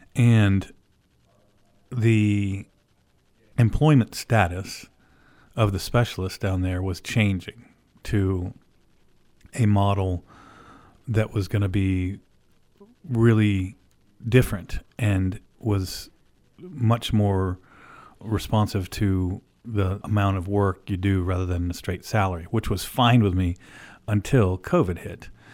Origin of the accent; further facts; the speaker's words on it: Oklahoma and Illinois, Midwest, United States; I grew up in Oklahoma and Illinois